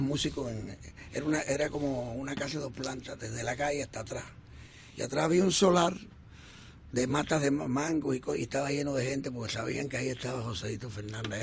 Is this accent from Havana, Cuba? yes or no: no; Colón, Matanzas, Cuba; moved away; ahí en, en Colón, en mi pueblo, en Matanza.